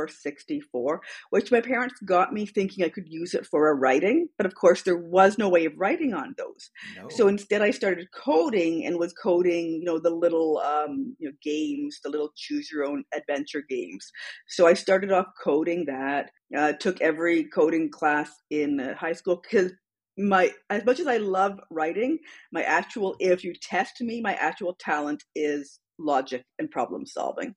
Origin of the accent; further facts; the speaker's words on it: London, Ontario, Canada; also born or lived in Sudbury, Ontario; they moved to London, Ontario